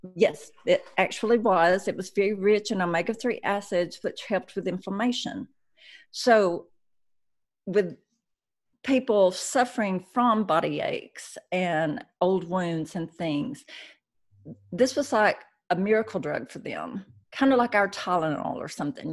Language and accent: English; Chattanooga, Tennessee, United States; my hometown of Chattanooga, Tennessee